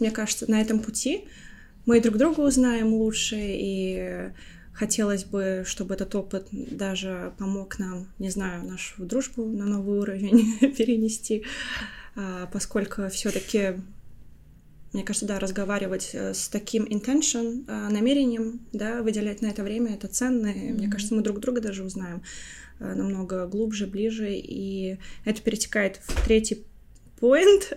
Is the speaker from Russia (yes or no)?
no; Latvia; now in London, United Kingdom; я родилась и выросла в Латвии, уже 11 лет также живу в Лондоне